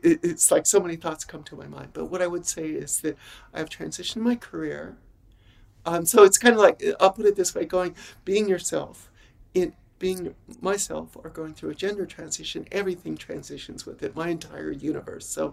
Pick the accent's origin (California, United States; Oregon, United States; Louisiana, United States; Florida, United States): California, United States; Los Angeles; moved away as an adult; now in Phoenix, United States; I'm born and raised in Los Angeles